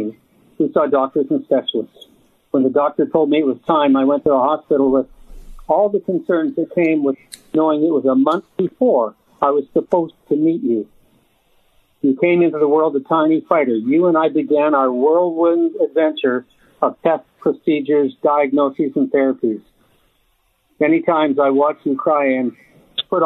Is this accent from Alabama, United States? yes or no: yes; Graham, Alabama, United States; also born or lived in Chattanooga, Tennessee; I was born in Chattanooga, Tennessee. However, I was able to spend about 6 months in Graham, Alabama, with my grandmother, uncle, and aunt. I was 6 years old when I left Chattanooga, Tennessee, to go live with my grandmother, uncle, and aunt